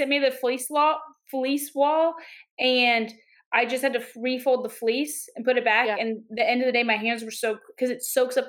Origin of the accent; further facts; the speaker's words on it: Louisville, Kentucky, United States; moved away; going to Louisville to do shows and a podcast recording. And that's my hometown.